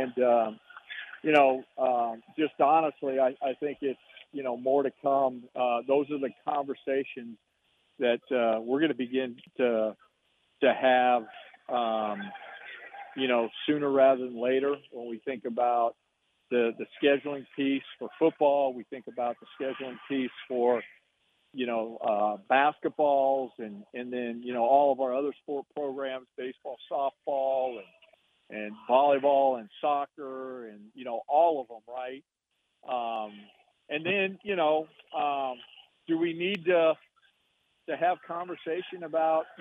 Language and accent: English; Tucson, Arizona, United States; moved away; Tucson's my hometown. My mom and dad, you know, still live there